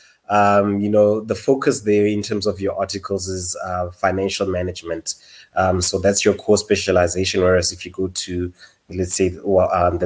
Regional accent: Potchefstroom, North West, South Africa; moved away as an adult; also born or lived in Rustenburg / Johannesburg; born in Rustenburg, but my parents sent me off very, very early on, to Potchefstroom, where I spent the next 12 years in terms of my schooling, attended Potch Boys

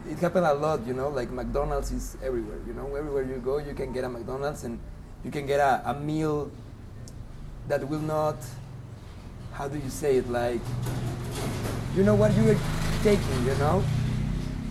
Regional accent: Mexico City, Mexico; I'm from Mexico City, and I'm a musician

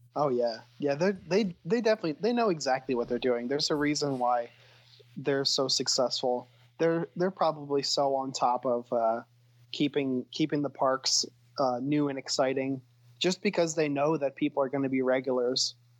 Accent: Wilmington, Delaware, United States; I was born and raised in Wilmington

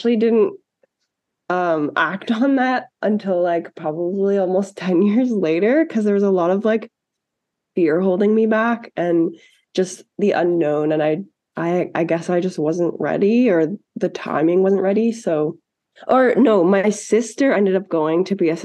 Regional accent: Ottawa, Ontario, Canada; now in Calgary, Canada; I'm from Ottawa

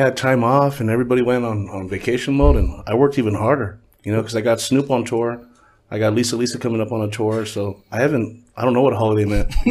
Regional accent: Huntington Park, California, United States; also born or lived in Lynwood, California / South Gate, California / Downey, California; We're from Huntington Park. I was born in Linwood. Pops is from the hood. So we bounced from Southgate to Linwood to Southgate to Huntington Park. And then we, when we thought we came up, we moved to Downey.

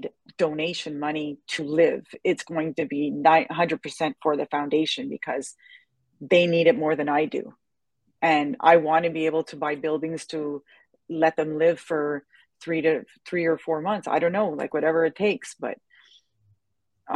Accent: Quebec, Canada; I'm from Canada

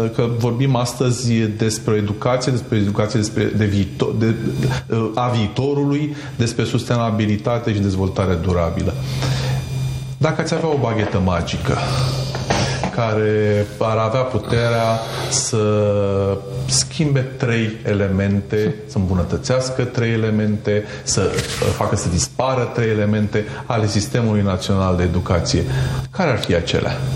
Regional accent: Romania; Noi, ca și români

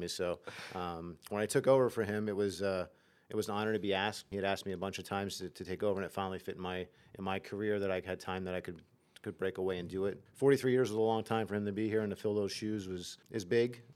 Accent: Nazareth, Pennsylvania, United States; I grew up in Nazareth, so I was twenty, twenty-five minutes away from home.

